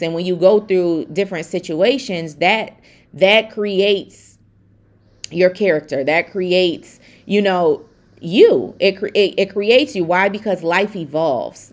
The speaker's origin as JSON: {"language": "English", "town": "Buffalo", "region": "New York", "country": "United States", "said": "I'm from Buffalo, New York"}